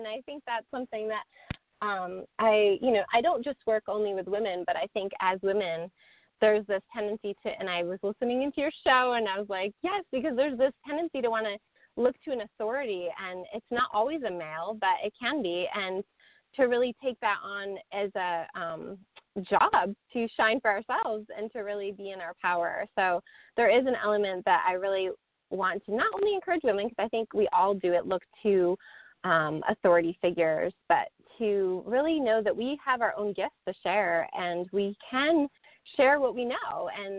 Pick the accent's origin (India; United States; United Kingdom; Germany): United States; East Coast; You know, I come from the East Coast, and I was like, that's just too much.